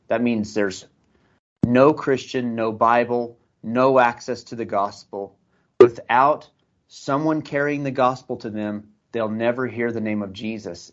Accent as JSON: {"language": "English", "country": "United States", "also_born_or_lived": "Iraq", "moved": "as an adult", "said": "I came here from America"}